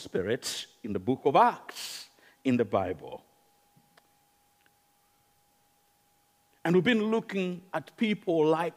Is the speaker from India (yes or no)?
no; Uganda; accent: Ugandan; now in United Kingdom; It's Ugandan accent